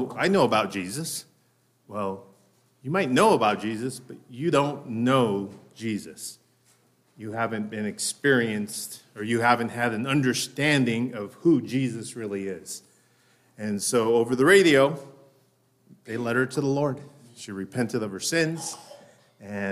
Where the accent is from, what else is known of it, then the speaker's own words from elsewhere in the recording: Denver, Colorado, United States; My wife and I were both born and raised in Denver